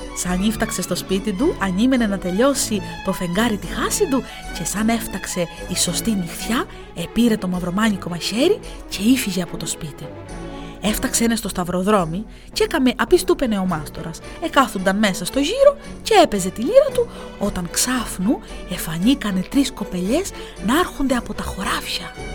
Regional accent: Heraklion, Crete, Greece; τον τόπο μου

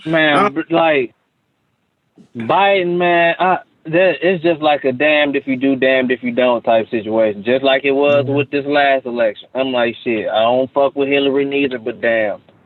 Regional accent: Cleveland, Ohio, United States; born or raised there; also born or lived in Orlando, Florida

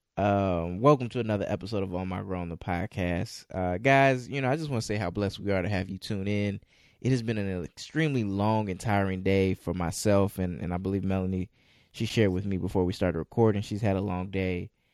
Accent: Chicago, Illinois, United States; I'm from the Chicagoland area

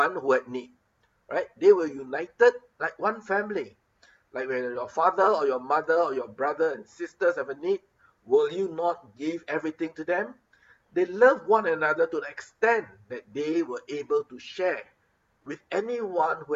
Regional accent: Singapore; now in Philippines; Being a Singaporean

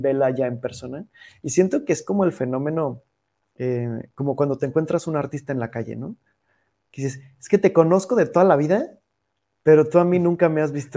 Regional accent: Mexico; Estamos muy acostumbrados como mexicanos

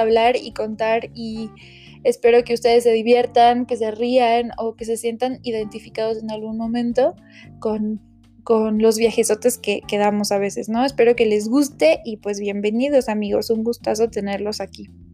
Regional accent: Mexico; desde mi percepción como mexicana

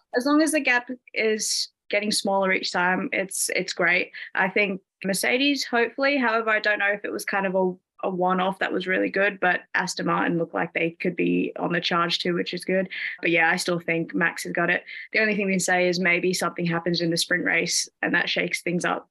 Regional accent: Sydney, New South Wales, Australia; now in United Kingdom; I am actually from Sydney, Australia, so I'm Australian, but I'm in the UK right now.

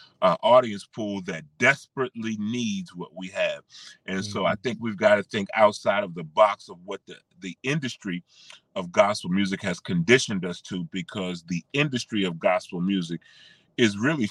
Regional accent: Washington, District of Columbia, United States; moved away as an adult; now in Charlotte, United States; Born and raised in Washington, D.C. We call it affectionately the DMV.

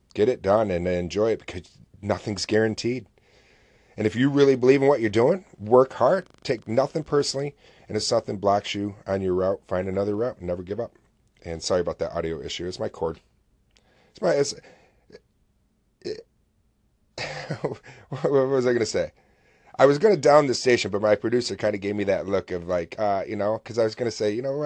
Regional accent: Oswego, New York, United States; SUNY Oswego, which is a college here in my hometown

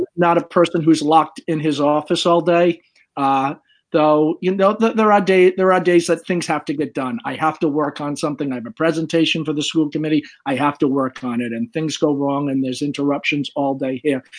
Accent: Swansea, Massachusetts, United States; I'm from Swansea, Massachusetts

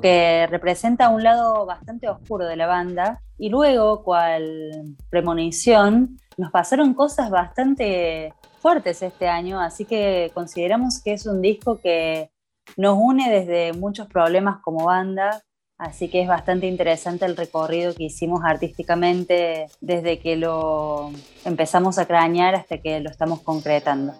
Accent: Córdoba, Argentina; soy una artista cordobesa

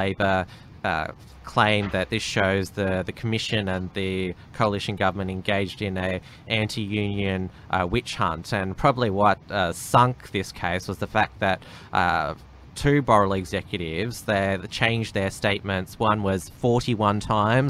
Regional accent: Victoria, Australia; I'm from Victoria

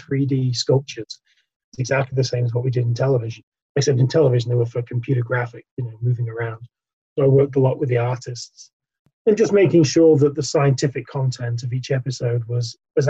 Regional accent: north of England, United Kingdom; I grew up in England, if my accent doesn't give that away

